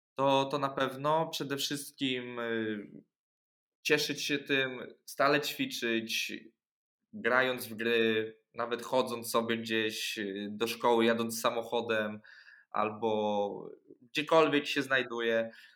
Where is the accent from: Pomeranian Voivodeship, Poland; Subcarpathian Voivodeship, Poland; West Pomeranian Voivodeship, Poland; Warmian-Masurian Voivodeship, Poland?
Warmian-Masurian Voivodeship, Poland; Orneta; Pochodziłem do szkoły, chodziłem na treningi piłki nożnej u nas w Ornecie